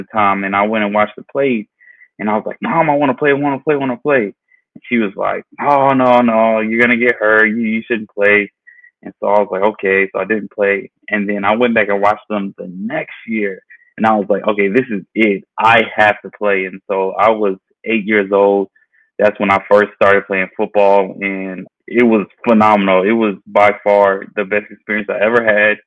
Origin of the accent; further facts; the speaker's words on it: Georgia, United States; I was born and raised in Georgia